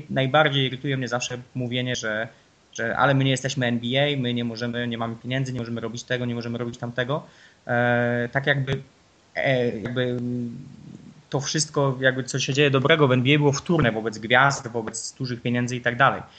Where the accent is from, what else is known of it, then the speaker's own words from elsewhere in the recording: Nowa Sól, Lubusz Voivodeship, Poland; jestem z Nowej Soli, z Podzielonej Góry